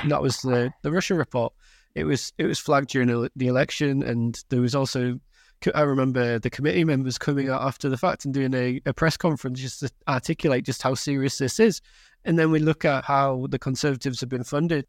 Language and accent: English; Carlisle, North West England, United Kingdom; I'm from Cumbria, right, I grew up in, in and around Carlisle